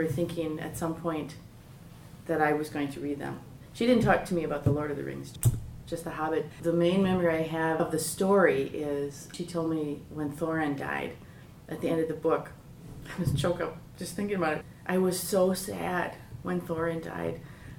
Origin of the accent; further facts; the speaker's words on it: Milwaukee, Wisconsin, United States; I am 55, and I'm from Milwaukee. I grew up here, and I actually went to Marquette as well.